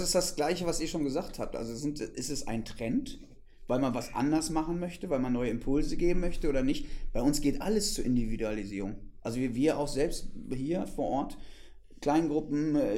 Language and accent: German; West Germany, Germany; now in Potsdam, Germany; seitdem ich hier bin im Osten, als Wessi